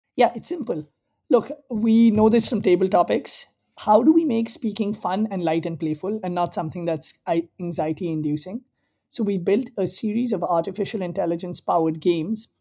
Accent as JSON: {"language": "English", "country": "India", "tie": "born or raised there", "also_born_or_lived": "Southern California, United States / East Africa", "moved": "as an adult", "lives_now": "Bay Area, United States", "said": "I grew up in India. I came to the US for college"}